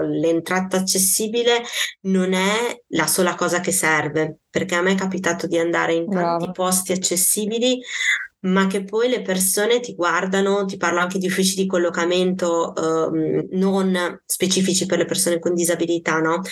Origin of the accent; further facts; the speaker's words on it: Parma, Emilia-Romagna, Italy; io sono di Parma